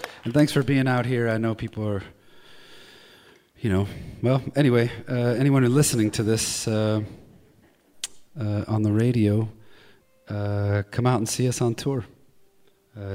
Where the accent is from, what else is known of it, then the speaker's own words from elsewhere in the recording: Midwest, United States; I'm having a tough go of it here because I grew up in the Midwest